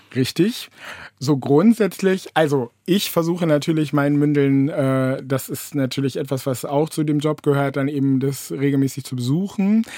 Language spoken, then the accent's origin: German; Bremen, Germany; also born or lived in Varel / Löningen; now in Oldenburg, Germany; eigentlich komme ich ursprünglich gebürtig aus Farel. Das liegt noch ein wenig weiter oben links und äh, von Oldenburg, genau. Und insofern ähm, bin ich ganz lange in Bremen aufgewachsen